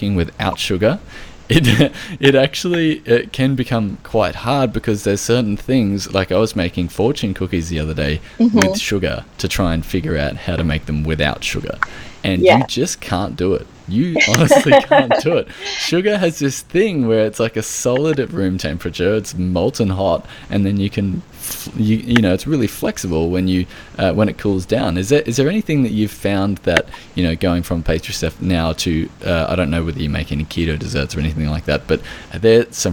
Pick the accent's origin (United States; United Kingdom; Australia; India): Australia